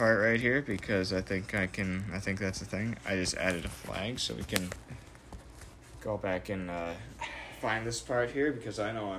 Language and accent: English; Midwest, United States; We are all from the Midwest. We are Midwest nice.